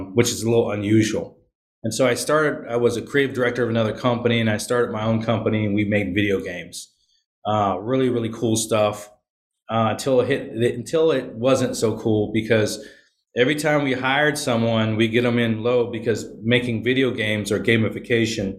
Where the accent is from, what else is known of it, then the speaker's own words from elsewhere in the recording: Virginia, United States; also born or lived in Okinawa, Japan / Philippines / California / Florida; now in Atlanta, United States; I grew up in Virginia, but I've been all around the world. I'm in Atlanta now.